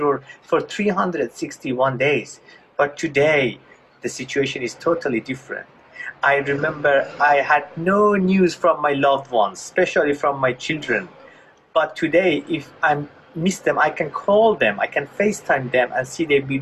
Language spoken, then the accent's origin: English; Iran; I was born in Iran in a Muslim family right after the Islamic Revolution